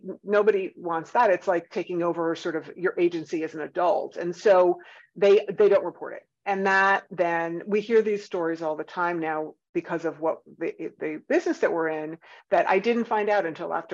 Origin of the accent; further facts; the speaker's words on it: Northeast, United States; now in Atlanta, United States; I'm from the Northeast